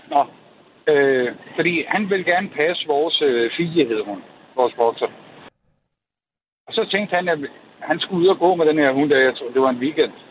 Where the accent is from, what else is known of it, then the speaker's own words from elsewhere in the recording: Copenhagen, Capital Region of Denmark, Denmark; now in Jutland, Denmark; nu er jeg fra København, men jeg har boet i, i Jylland i 27 år.